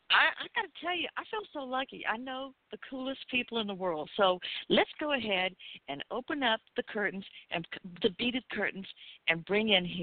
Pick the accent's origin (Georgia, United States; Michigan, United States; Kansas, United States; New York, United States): Georgia, United States; Atlanta; from my hometown, Atlanta, Georgia